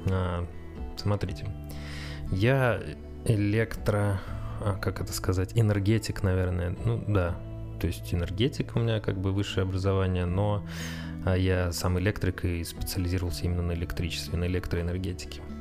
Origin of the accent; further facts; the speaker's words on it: Saratov, Saratov Oblast, Russia; moved away as an adult; now in Moscow, Russia; Так вот, значит, э, приехал я в Москву из Саратова. Это был, по-моему, был 16-й год. Э, и устроился в аэропорт.